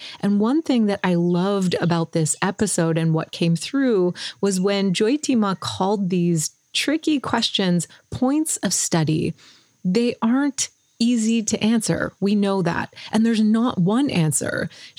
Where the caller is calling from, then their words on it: Hawaii, United States; I'm the host of the Psychedelic Leadership Podcast, and I'm calling in from the Big Island of Hawaii